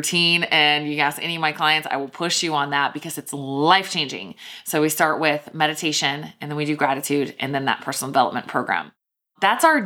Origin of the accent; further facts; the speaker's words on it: Richmond, Virginia, United States; That is Virginia Commonwealth University, which is my hometown. My mom actually went to VCU all while I was growing up